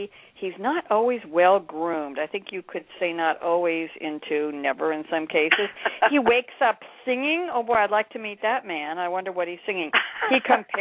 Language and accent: English; New York, United States; accent: Pennsylvania twang; I am from New York, born and bred